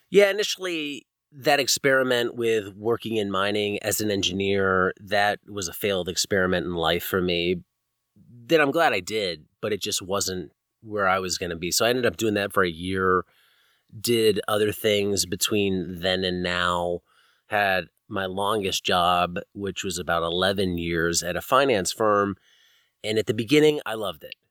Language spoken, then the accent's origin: English; East Coast, United States; moved away as an adult; also born or lived in Virginia; now in California, United States; growing up on the East Coast, you know, this is the nineties and eighties when I grew up